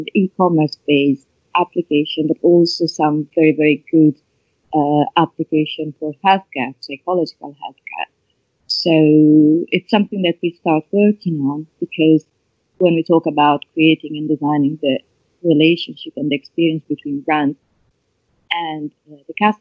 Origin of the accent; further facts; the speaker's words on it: Italy; accent: Italian; English is a second language; my awkward Italian accent